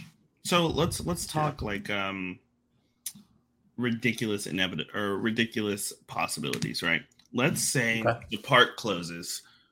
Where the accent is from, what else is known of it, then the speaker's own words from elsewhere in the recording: Indiana, United States; I'm from Indiana.